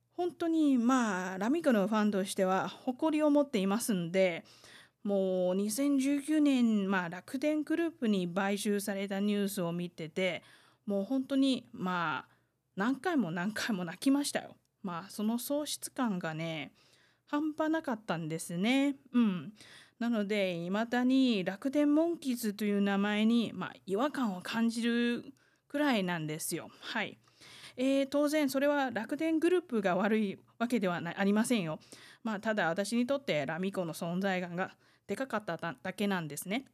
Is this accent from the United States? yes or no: no; Taiwan; 台湾生まれ台湾育ち